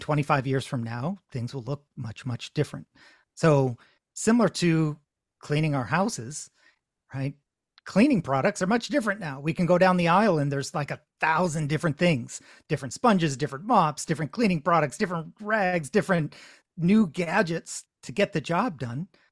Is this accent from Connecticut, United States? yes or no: yes; Connecticut, United States; now in Massachusetts, United States; I'm in Massachusetts, though I grew up in Connecticut